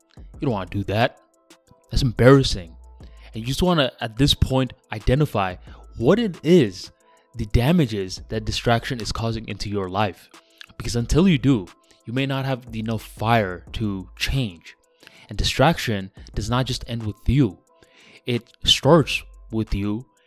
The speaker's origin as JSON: {"language": "English", "country": "Bangladesh", "moved": "yes", "lives_now": "United States", "said": "I ended up going to Bangladesh, my home country"}